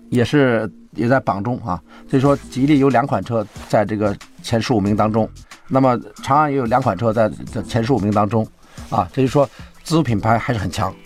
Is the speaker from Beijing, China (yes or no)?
no; Inner Mongolia, China; moved away; 我以为我是内蒙古人啊